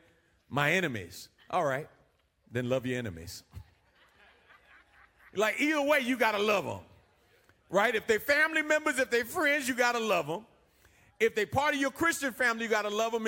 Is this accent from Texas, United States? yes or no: no; New York, United States; moved away; I'm from New York.